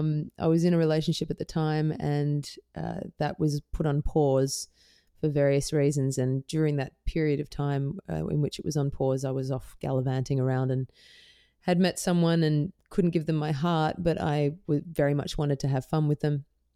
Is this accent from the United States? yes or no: no; Perth, Western Australia, Australia; also born or lived in Melbourne / Netherlands; Yeah, I grew up in Perth in Western Australia, and I lived in Melbourne for quite some time. But I also lived in Holland for a portion of my early teen years.